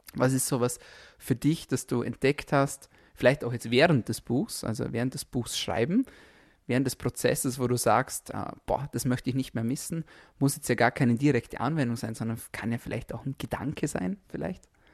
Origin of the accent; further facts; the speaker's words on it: Austria; bei uns in Österreich